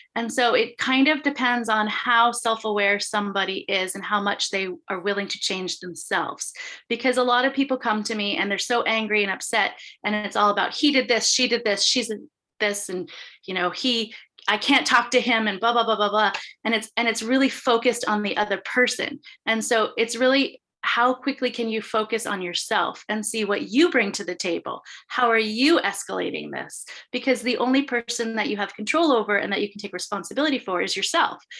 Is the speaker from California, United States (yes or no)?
yes; Santa Monica, California, United States; now in Humboldt County, United States; I'm originally from Santa Monica